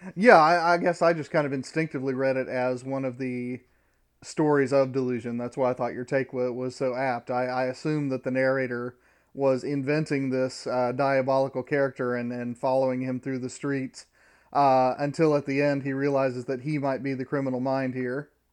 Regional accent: Midwest, United States; now in Georgia, United States; I'm from the Midwest

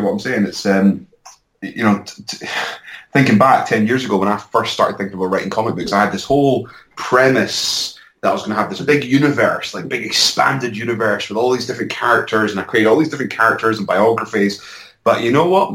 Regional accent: Edinburgh, Scotland, United Kingdom; also born or lived in London; I was based in London up until recently, and uh, I'm back in my hometown of Edinburgh.

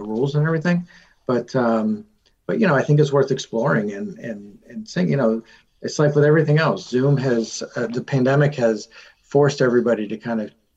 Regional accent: Norwalk, Connecticut, United States; I'm from Norwalk.

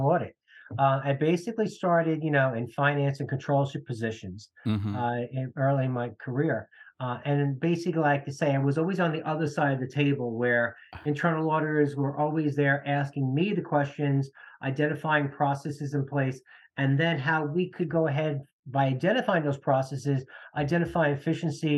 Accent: New Jersey, United States; I grew up in New Jersey in a middle-class family

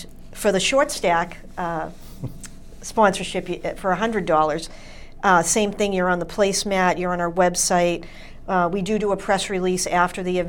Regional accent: Braintree, Massachusetts, United States; I'm from Braintree

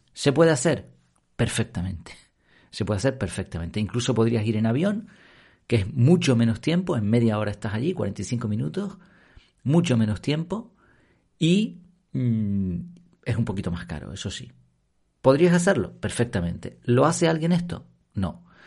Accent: Madrid, Community of Madrid, Spain; now in Canary Islands, Spain; Yo nací allí en Madrid

